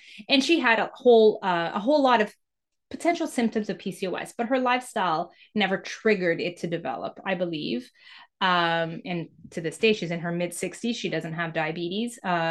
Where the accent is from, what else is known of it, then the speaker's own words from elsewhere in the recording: Mozambique; born there; When I was born in Mozambique in 1977, and it was the time in Mozambique where Mozambique was going through war and independence